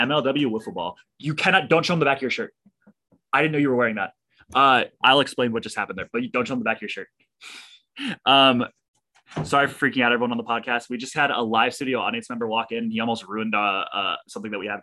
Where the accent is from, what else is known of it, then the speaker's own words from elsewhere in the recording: Hawaii, United States; I grew up in Hawaii.